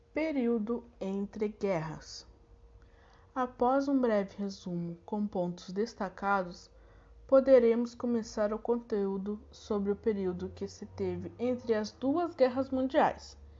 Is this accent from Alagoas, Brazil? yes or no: no; Santa Maria, Rio Grande do Sul, Brazil; eu sou daqui de Santa Maria